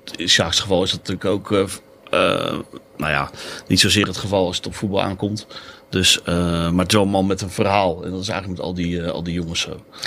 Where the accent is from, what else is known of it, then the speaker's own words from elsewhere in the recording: Katwijk, South Holland, Netherlands; Ik kom uit Valkenburg in, in Katwijk.